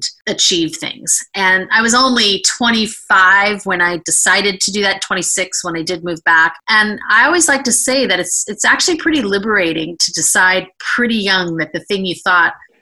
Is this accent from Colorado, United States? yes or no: no; San Francisco Bay Area, California, United States; I was born and raised in the San Francisco Bay Area to parents who were both immigrants